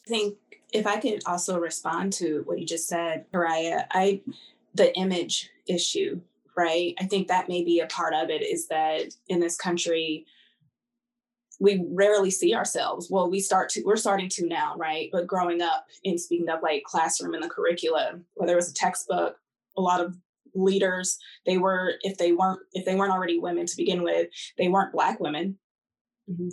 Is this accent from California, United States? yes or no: yes; Southern California, United States; I grew up in Southern California